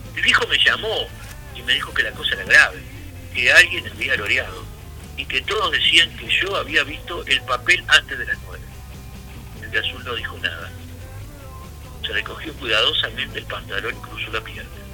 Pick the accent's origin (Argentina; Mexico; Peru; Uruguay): Uruguay; cómo somos los uruguayos